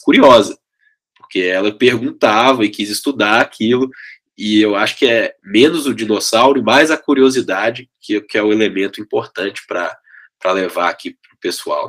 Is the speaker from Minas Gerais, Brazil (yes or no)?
yes; Belo Horizonte, Minas Gerais, Brazil; accent: mineiro; now in São Paulo, Brazil; sou de Belo Horizonte, vocês estão vendo aí pelo sotaque, né, que eu já moro em São Paulo tem bastante tempo, mas o telefone é 31, o time é o Cruzeiro, no tempo bom e no tempo ruim, e o sotaque continua mineiro